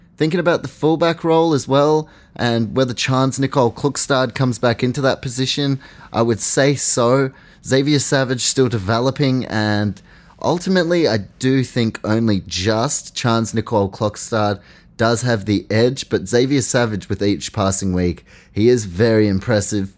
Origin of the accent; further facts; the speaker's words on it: New Zealand; as a Kiwi